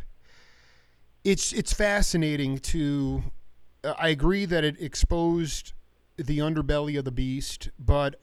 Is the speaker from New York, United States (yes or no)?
yes; Stony Brook, New York, United States; At 38 and growing up in Stony Brook, Long Island